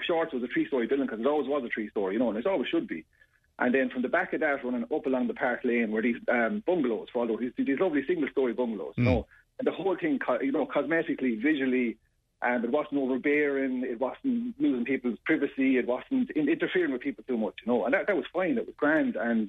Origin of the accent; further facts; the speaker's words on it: Yorkshire and the Humber, United Kingdom; You know, like, I was brought up in Temple Moor. I was a young lad. I used to jump those walls running across the park. I know every inch of the area.